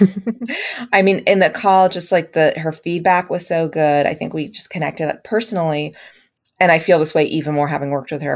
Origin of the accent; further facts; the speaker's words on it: United States; as an Indian American writer